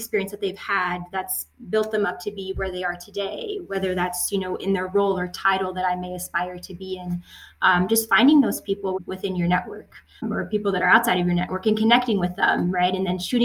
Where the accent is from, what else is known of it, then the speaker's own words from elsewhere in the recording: United States; also born or lived in France; I'm French American and I moved to the States when I was six